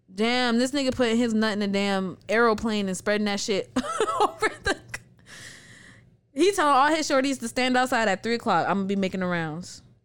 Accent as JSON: {"language": "English", "country": "United States", "tie": "born or raised there", "said": "I was born in the United States."}